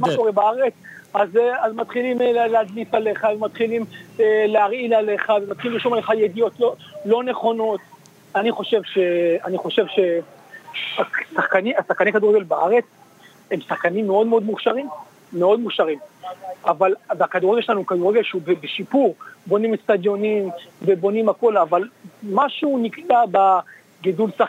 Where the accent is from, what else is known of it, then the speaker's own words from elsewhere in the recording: Israel; moved away as an adult; now in New York, United States; אני גדלתי בישראל